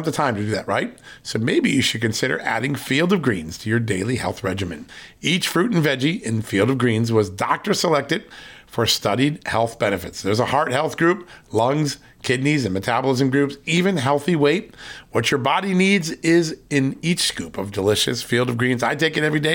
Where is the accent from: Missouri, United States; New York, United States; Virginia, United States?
Virginia, United States; from the great state, my home state, of Virginia